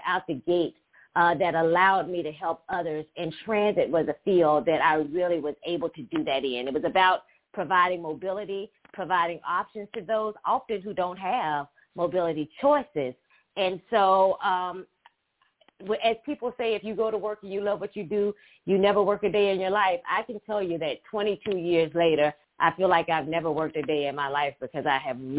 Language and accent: English; Hillsboro, Alabama, United States; I'm from Hillsboro, Alabama, and I'm sure most people don't know anything about Hillsboro, Alabama. It's actually a small town of only about 600 people in population